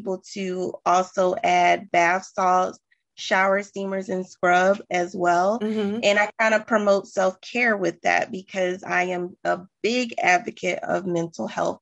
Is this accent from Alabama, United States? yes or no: no; Sumter, South Carolina, United States; moved away as an adult; now in Charlotte, United States; I'm a transplant, actually. I am from Sumter, South Carolina, and I decided to move to Charlotte